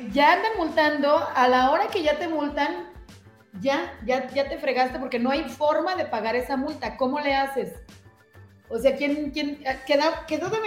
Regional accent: Tonalá, Jalisco, Mexico; que soy residente de Tonalá.

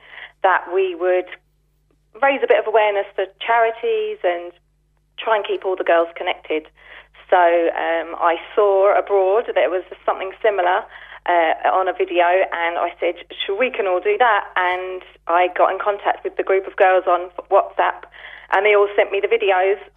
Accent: England, United Kingdom; moved away as an adult; now in Eyeries, Ireland; I'm actually from England. I moved to Iries 12 years ago, married an Iries man

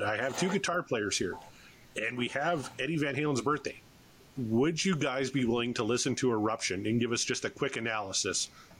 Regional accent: Canada; I'm a Canadian

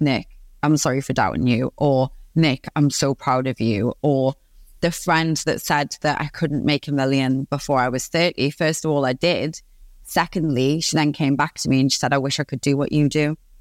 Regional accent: Newcastle upon Tyne, North East England, United Kingdom; accent: Geordie; I'm from Newcastle upon Tyne in the northeast of England. I'm born and raised

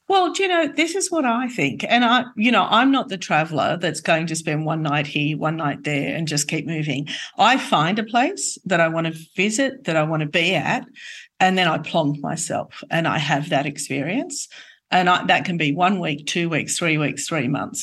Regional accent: Australia; moved away as an adult; I hadn't been on a plane until I left Australia in my 20s

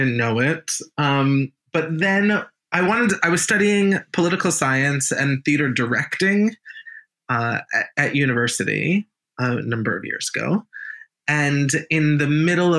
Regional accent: United States; I'm American.

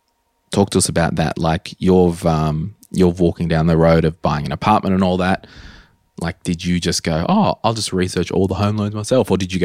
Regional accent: Townsville, Queensland, Australia; Putting all of my stuff in storage in Brisbane to go back to my hometown of Townsville in the Christmas months with the intent of moving back to Brisbane.

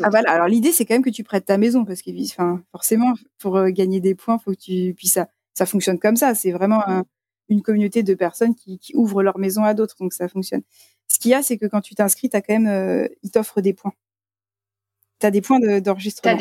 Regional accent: France; on était les seuls français partout où on allait

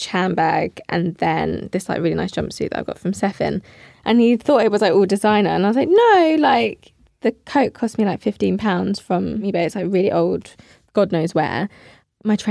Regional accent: Hertfordshire, East of England, United Kingdom; I grew up in Hertfordshire

